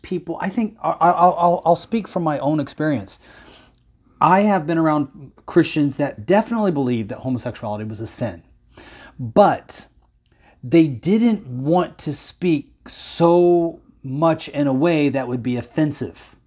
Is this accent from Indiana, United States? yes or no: yes; Indiana, United States; moved away; Indiana, my home state where I was born and raised